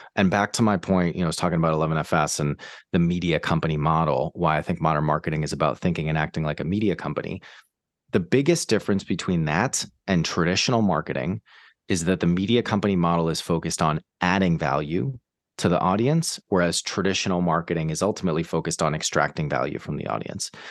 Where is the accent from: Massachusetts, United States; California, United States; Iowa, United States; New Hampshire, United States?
Massachusetts, United States; Boston; moved away as an adult; also born or lived in New York / San Francisco; now in London, United Kingdom; I'm from the States, from Boston, actually, originally.